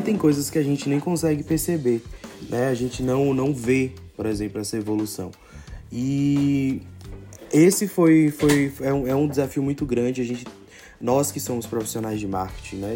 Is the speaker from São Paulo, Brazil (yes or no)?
no; Morro do Chapéu, Bahia, Brazil; also born or lived in Salvador; eu sou da Bahia, mas nascido especificamente em, em Morro do Chapéu, né, na Chapada Diamantina.